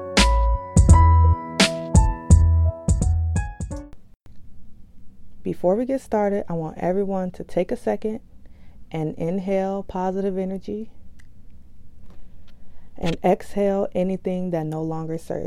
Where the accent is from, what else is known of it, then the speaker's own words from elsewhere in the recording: Chicago, Illinois, United States; my hometown of Chicago